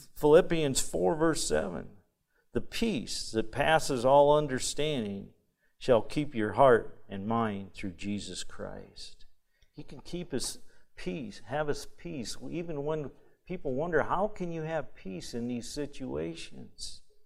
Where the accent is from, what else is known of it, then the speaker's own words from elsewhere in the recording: Michigan, United States; I'm from Michigan